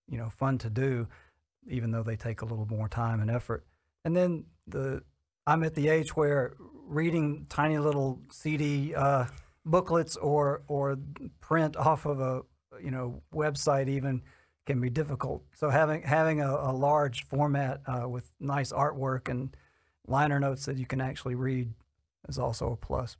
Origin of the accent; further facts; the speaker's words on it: Alabama, United States; moved away as an adult; also born or lived in Athens, Georgia; now in Atlanta, United States; I grew up in Alabama and moved to Georgia in 1983, to Athens, and then to Atlanta around in 1985, and been living in Atlanta ever since.